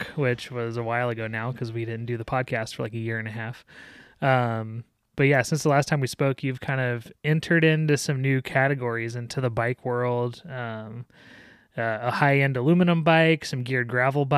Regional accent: Denver, Colorado, United States; I hail from Denver.

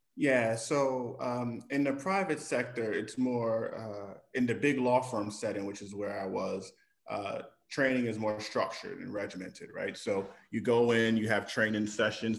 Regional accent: New York, United States; moved away as an adult; now in Illinois, United States; I'm born and raised in New York

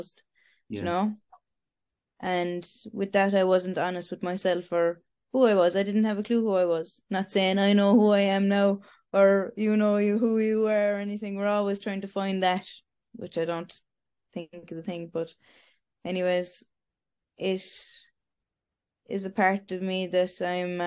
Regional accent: Ireland; also born or lived in Romania; I was adopted over to Irish parents

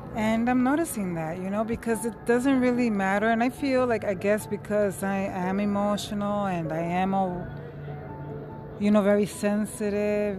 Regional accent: New York City, New York, United States; I'm from New York City

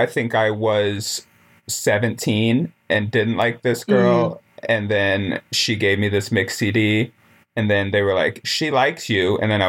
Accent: Wyoming, United States; I grew up in Wyoming.

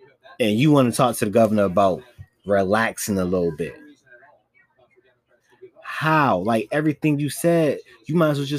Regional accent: Virginia, United States; I'm from Virginia, well, but ain't shit to do but cook.

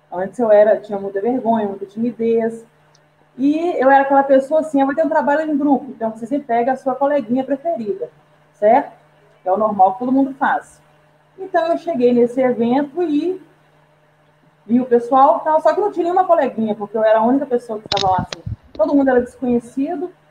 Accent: Belo Horizonte, Minas Gerais, Brazil; Sou aqui de Belo Horizonte. Opa! Né? Minha cidade que eu amo, maravilhosa.

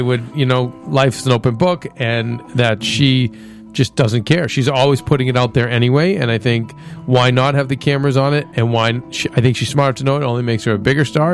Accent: Boston, Massachusetts, United States; growing up in Boston

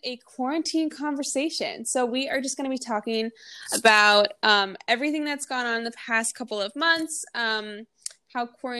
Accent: Minnesota, United States; I'm from Minnesota, so I flew back home and I was welcomed by a lot of snow.

